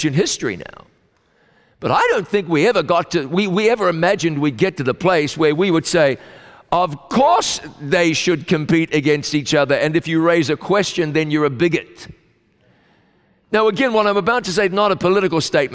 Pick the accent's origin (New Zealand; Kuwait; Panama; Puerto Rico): New Zealand; my home country of New Zealand